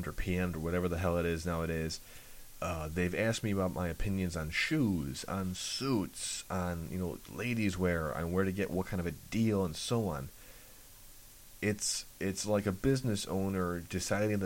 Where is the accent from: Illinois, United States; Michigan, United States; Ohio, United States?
Illinois, United States; Chicago; I'm from Chicago